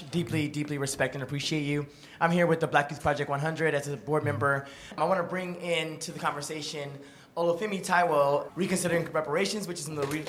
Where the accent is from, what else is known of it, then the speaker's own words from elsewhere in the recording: Beaumont, Texas, United States; now in Brooklyn, United States; I'm also from Texas, Beaumont, Texas, 80 miles southeast of Houston, just on the Gulf Coast, you know, a 30-minute drive from Lake Charles, right. Louisiana, though today I live in Brooklyn, New York.